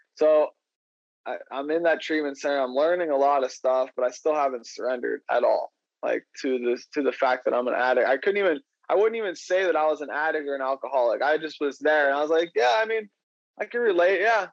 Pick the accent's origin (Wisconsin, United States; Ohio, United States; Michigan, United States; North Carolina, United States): Ohio, United States; I'm from Ohio